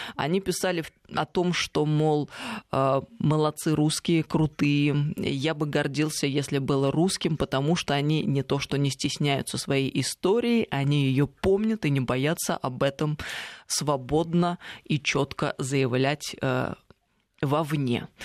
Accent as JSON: {"language": "Russian", "town": "Tver", "region": "Tver Oblast", "country": "Russia", "tie": "born or raised there", "moved": "yes", "said": "я ведь из Твери, можно сказать, родина"}